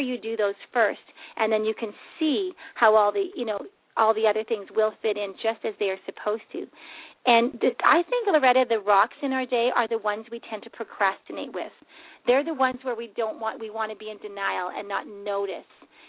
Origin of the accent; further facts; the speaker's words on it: Canada; this year, and I'm Canadian and U.S., And so it's confusing.